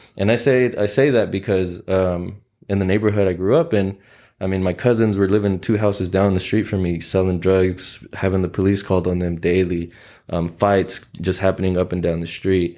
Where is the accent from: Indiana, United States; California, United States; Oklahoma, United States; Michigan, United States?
Oklahoma, United States; Oklahoma City; also born or lived in Mexico City / Texas; grew up in South Oklahoma City